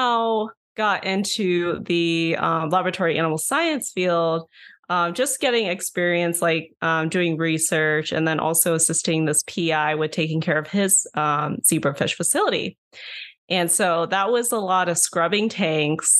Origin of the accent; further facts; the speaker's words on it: Omaha, Nebraska, United States; I'm originally from Omaha, Nebraska. And so I started college at the local state school, so University of Nebraska, Omaha